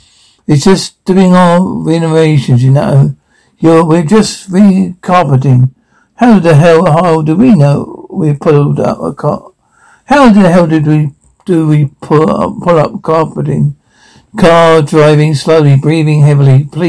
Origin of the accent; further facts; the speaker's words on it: Arizona, United States; We're from Arizona. Oh, yeah? Yeah, right. Right outside of Scottsdale.